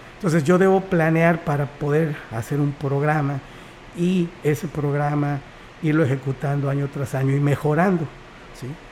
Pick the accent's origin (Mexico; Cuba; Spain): Mexico; Xalapa, Veracruz; moved away as an adult; now in Huasteca, Mexico; yo soy del estado de Veracruz, nací en Jalapa